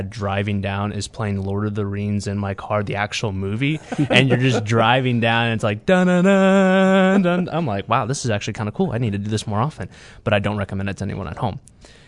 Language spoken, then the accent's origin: English; Kansas City, Missouri, United States; I am a third-year pastor, and I'm from Kansas City, Missouri.